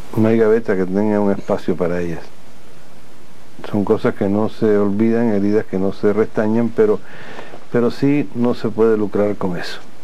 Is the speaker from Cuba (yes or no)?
yes; Cuba; nosotros los cubanos